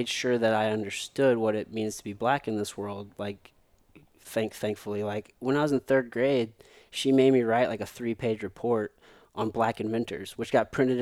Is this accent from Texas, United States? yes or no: no; Potosi, Missouri, United States; growing up in Potosi, Missouri